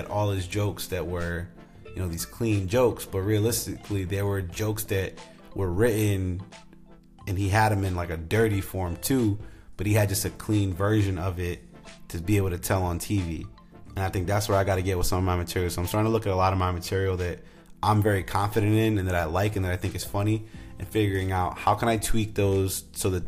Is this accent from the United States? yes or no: yes; Rhode Island, United States; moved away; back in my home state of Rhode Island